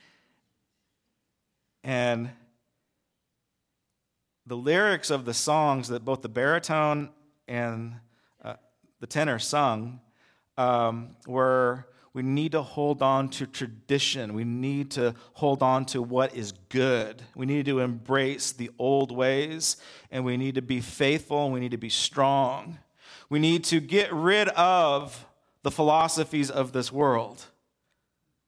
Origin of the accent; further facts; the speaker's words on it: United States; I'm an American